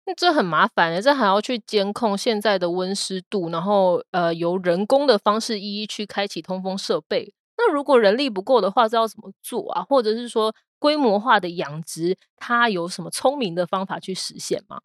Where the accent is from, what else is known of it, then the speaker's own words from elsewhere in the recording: southern Taiwan, Taiwan; 我其实是那个台湾南部长大的